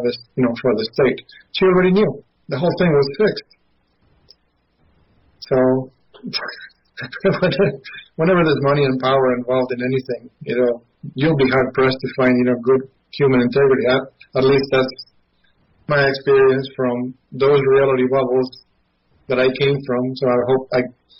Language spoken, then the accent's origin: English; Mendoza, Argentina; now in United States; having grown up in Argentina